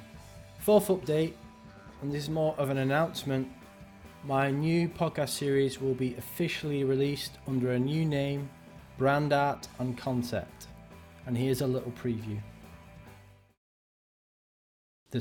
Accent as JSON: {"language": "English", "town": "Wigan", "region": "North West England", "country": "United Kingdom", "said": "a fellow Wiganer"}